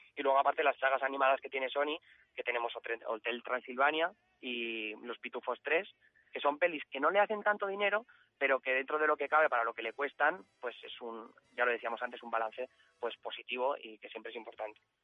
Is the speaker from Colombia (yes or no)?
no; Valencian Community, Spain; como somos de la Comunidad Valenciana